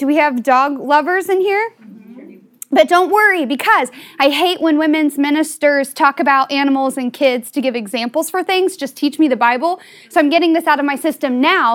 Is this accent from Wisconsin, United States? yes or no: no; Southern Ohio, United States; also born or lived in West Virginia; I was born in West Virginia and raised in Southern Ohio.